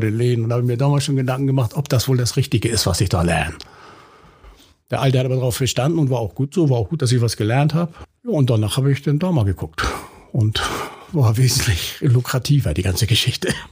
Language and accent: German; Hamburg, Germany; bin auf St. Pauli geboren, bin mit vier Geschwistern groß geworden, also wir waren zu fünft